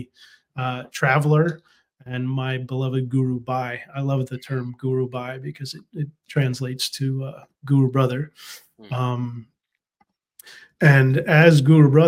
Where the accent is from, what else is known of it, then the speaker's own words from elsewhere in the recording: United States; I was raised in America